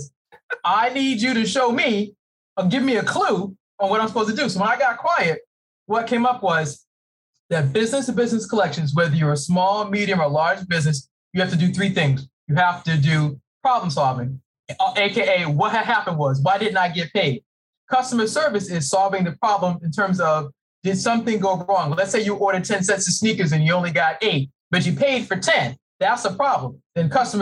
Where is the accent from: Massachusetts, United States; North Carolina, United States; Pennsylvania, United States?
Massachusetts, United States; Boston; moved away as an adult; now in Maryland, United States